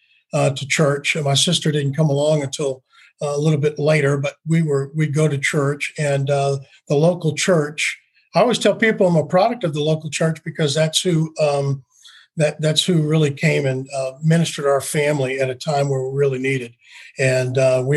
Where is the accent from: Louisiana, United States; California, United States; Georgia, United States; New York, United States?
Louisiana, United States; New Orleans; I grew up in New Orleans.